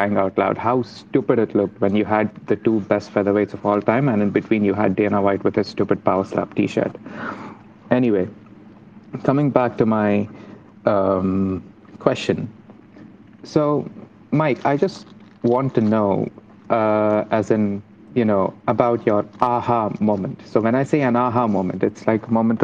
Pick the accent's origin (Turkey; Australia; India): India; moved away as an adult; now in Cardiff, United Kingdom; I'm an international student, I'm from India